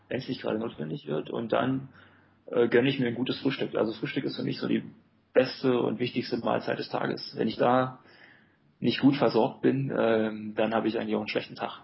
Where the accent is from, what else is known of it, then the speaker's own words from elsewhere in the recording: Germany; Ich finde es ein sehr lebenswertes Land. Und vor allem ist es halt meine Heimat